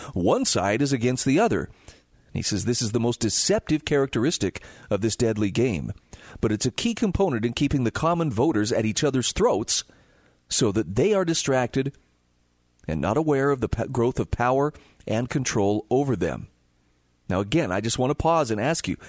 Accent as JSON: {"language": "English", "region": "Utah", "country": "United States", "tie": "born or raised there", "said": "my home state of Utah"}